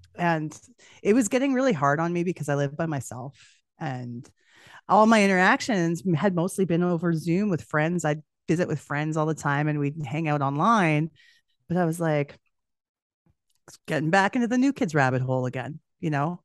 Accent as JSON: {"language": "English", "town": "Edmonton", "region": "Alberta", "country": "Canada", "said": "I'm from Edmonton, which is Western Canada."}